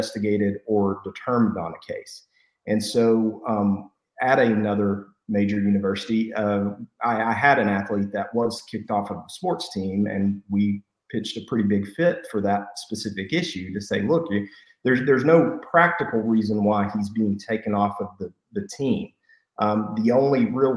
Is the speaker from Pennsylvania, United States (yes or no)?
no; Post, Texas, United States; I'm from Post